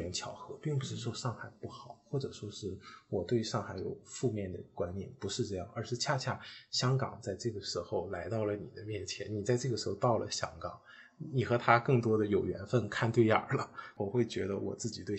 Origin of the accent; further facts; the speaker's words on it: China; 去更加强调我自己是从中国大陆来的这个身份，我会强调这种身份的认同感。